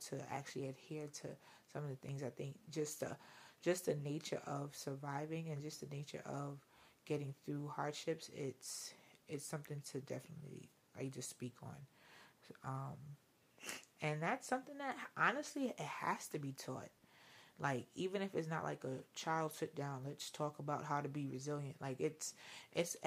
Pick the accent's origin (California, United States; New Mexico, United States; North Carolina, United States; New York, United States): New York, United States; New York City; I'm straight Brooklyn all day.